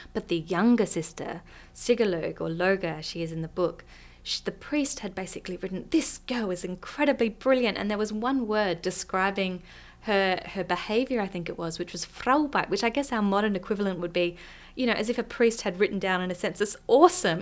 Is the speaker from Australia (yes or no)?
yes; Australia; also born or lived in Iceland; as an Australian